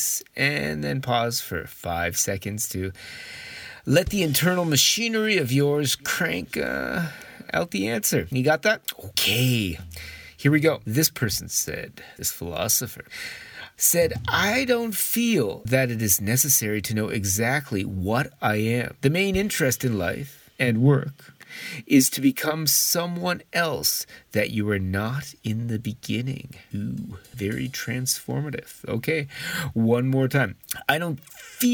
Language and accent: English; Canada; now in Japan; I really miss snow as a Canadian.